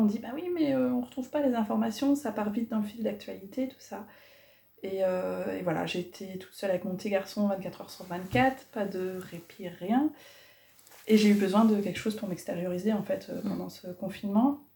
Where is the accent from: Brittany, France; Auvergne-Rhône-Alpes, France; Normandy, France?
Normandy, France; Cherbourg; moved away as an adult; also born or lived in Morocco; now in La Haye-du-Puits, France; je suis originaire de Cherbourg, j'y ai vécu 23 ans